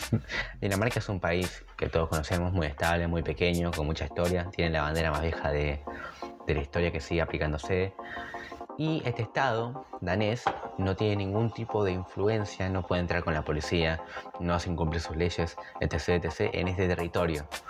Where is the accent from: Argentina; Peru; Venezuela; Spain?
Argentina; now in Uruguay; yo soy argentino, soy vivo en Uruguay